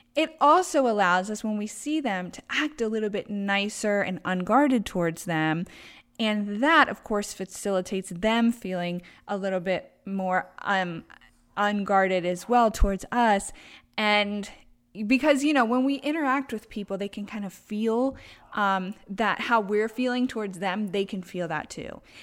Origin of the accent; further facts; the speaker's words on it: Baltimore, Maryland, United States; moved away as an adult; now in Traverse City, United States; I am from Baltimore, Maryland